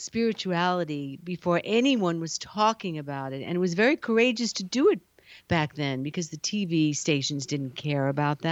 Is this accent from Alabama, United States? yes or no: no; New York, United States; now in California, United States; I'm a New Yorker